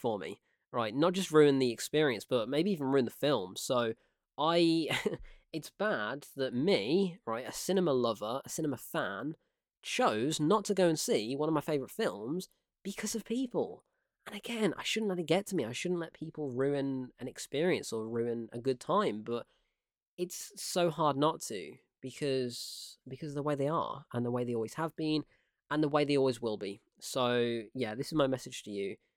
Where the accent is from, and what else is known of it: United Kingdom; born or raised there